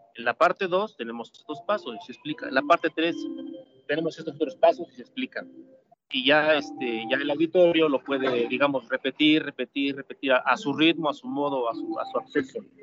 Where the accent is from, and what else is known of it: Mexico